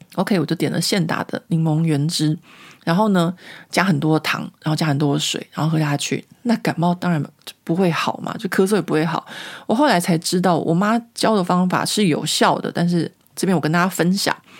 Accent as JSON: {"language": "Chinese", "country": "Taiwan", "moved": "as an adult", "lives_now": "Paris, France", "said": "我从台湾来的"}